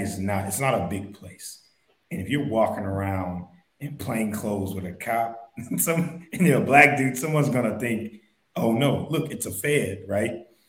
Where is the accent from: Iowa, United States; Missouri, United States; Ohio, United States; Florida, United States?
Ohio, United States; Dayton; I grew up in Dayton